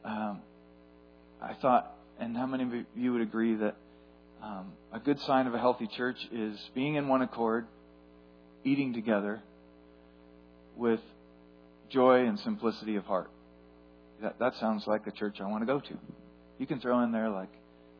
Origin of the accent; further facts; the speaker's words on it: Etna, California, United States; growing up in Etna, California